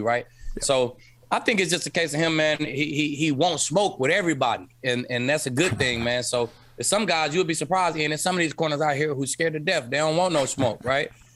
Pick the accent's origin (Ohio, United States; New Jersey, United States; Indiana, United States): Ohio, United States; Cleveland; I was born in Cleveland